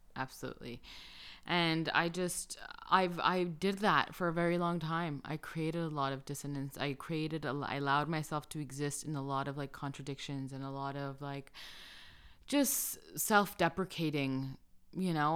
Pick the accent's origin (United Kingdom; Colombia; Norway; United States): Colombia; moved away; I'm from Colombia